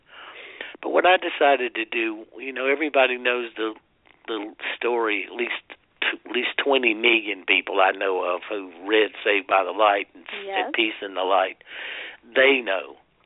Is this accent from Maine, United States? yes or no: no; South Carolina, United States; I'm from South Carolina, and everybody goes to hell from South Carolina